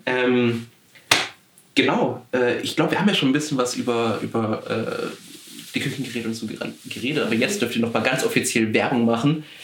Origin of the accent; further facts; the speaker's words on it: Swabia, Baden-Württemberg, Germany; ich komme aus, aus, aus dem Südwesten, Schwabenland